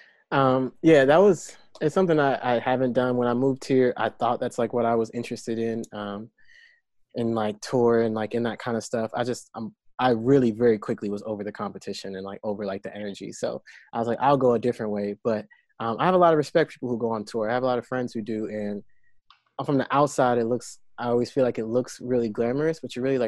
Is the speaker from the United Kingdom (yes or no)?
no; North Carolina, United States; now in Los Angeles, United States; I'm from North Carolina